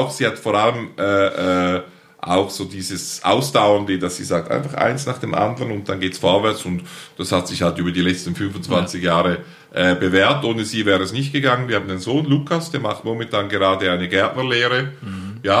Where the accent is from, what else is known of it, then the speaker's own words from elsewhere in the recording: Altstätten, St. Gallen, Switzerland; Ich bin geboren in Altstetten, mhm. St. Karl Rheintal, also in der Ostschweiz.